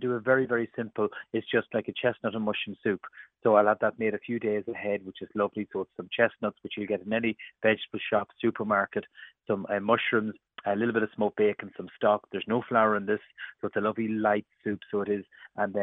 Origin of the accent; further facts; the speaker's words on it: County Cavan, Ireland; we're from Cavan